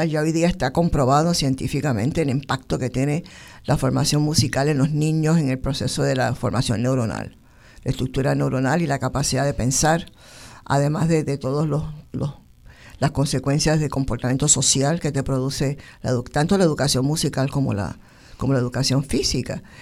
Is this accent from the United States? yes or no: yes; Bronx, New York, United States; Sí, sí, sí, yo vengo de Cuomo y del Bronx.